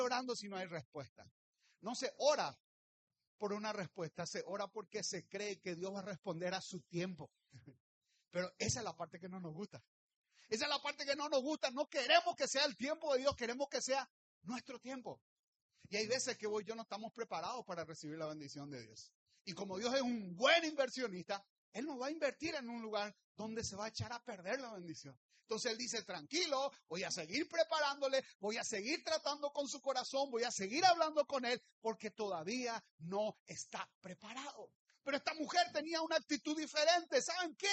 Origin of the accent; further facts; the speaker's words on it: Luque, Central, Paraguay; soy del Luque